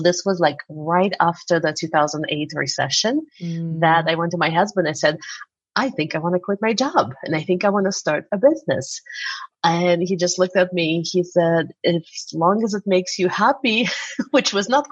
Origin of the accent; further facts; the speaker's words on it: Uzbekistan; moved away as an adult; now in United States; I'm from Uzbekistan originally. So in my 20s, I came here to go to get more school